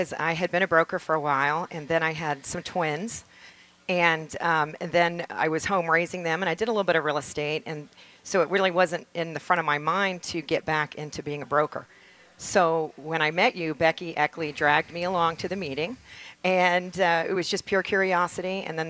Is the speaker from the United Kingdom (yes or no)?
yes; England, United Kingdom; moved away; My dad brought us to this country. We're actually from England originally